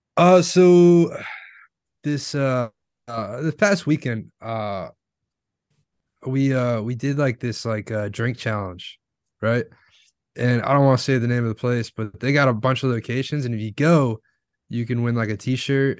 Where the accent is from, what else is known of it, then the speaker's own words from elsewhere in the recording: Florida, United States; I'm from Florida